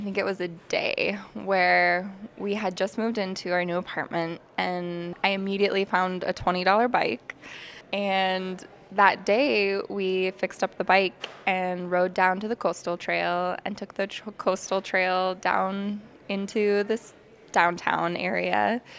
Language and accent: English; Kodiak, Alaska, United States; moved away as an adult; now in Anchorage, United States; I'm 27 years old, and I'm from Kodiak, Alaska.